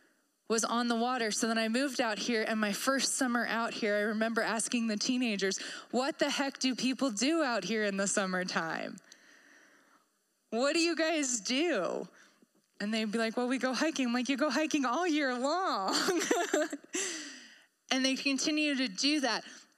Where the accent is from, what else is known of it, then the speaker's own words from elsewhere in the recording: Maryland, United States; I came from Maryland. I came from the Chesapeake Bay. We have rivers everywhere.